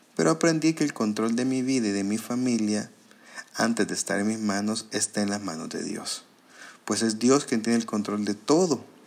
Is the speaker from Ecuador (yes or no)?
no; El Salvador; como salvadoreños nos cuesta mucho